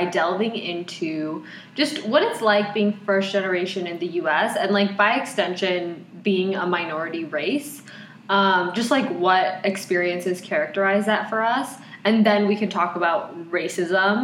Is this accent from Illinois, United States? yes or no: yes; Chicago, Illinois, United States; born and raised in Chicago